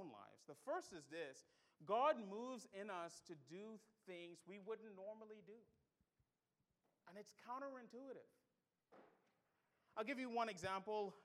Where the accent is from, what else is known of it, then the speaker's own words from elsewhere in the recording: Bahamas; moved away; also born or lived in Pensacola; I'm from the Bahamas